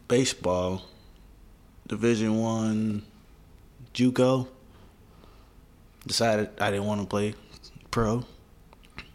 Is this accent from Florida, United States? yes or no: no; Chicago, Illinois, United States; moved away; I'm from Chicago originally. Born and raised south